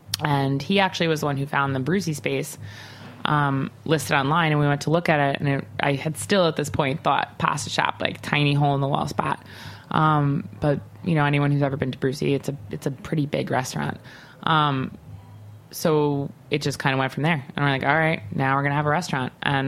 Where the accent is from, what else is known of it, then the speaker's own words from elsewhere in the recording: Long Island, New York, United States; Like, you know, I'm from Long Island, as I don't know if I mentioned it, but I'm from Long Island.